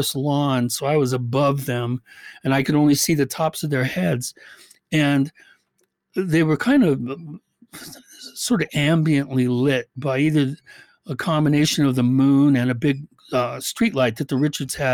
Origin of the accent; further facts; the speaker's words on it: Medina, Washington, United States; also born or lived in Bellevue, Washington; I grew up in Medina, which is probably one of the most, you know, hoity-toity elite areas, residential areas in the country